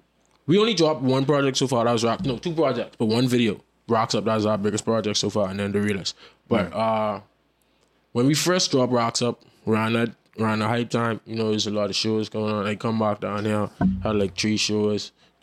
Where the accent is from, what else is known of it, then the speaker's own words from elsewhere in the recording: Florida, United States; born there; I was born over there too. I was born in Florida.